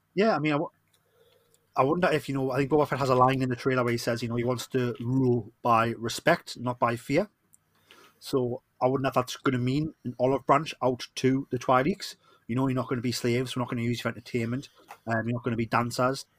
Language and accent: English; Newcastle upon Tyne, North East England, United Kingdom; accent: Geordie; I am the Geordie